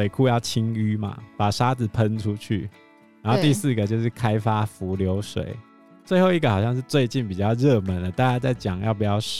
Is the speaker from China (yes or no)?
no; Taiwan; 我们台湾人也蛮浪费。